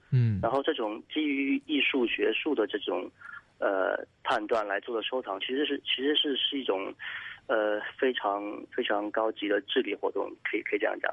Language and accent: Chinese; Jingdezhen, Jiangxi, China; moved away; 我是出生在景德镇